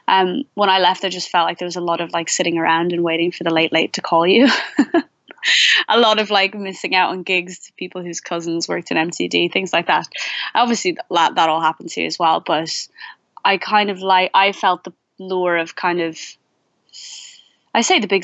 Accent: Dublin, Leinster, Ireland; now in London, United Kingdom; I'm kind of a different situation in that I moved from Dublin but never paid rent in Dublin. I've been living in London for 4 years.

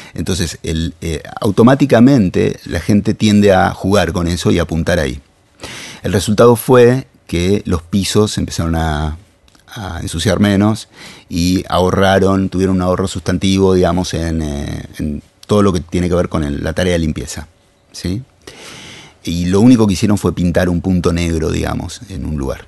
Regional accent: Argentina; somos Argentina

